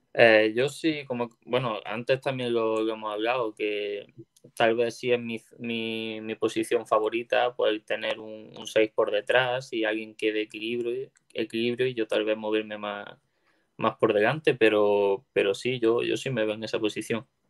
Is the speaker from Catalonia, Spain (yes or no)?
no; Órgiva, Andalusia, Spain; now in Málaga, Spain; Granada, que es de donde yo soy